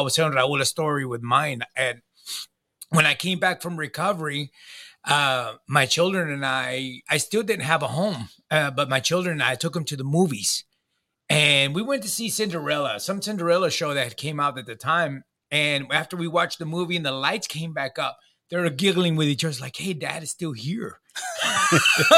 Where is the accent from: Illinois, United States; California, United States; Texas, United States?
Texas, United States; Pearland; I'm from Pearland